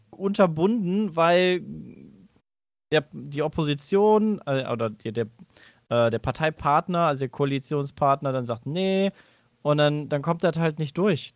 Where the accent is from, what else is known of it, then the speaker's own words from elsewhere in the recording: Cologne, North Rhine-Westphalia, Germany; Ich als Rheinländer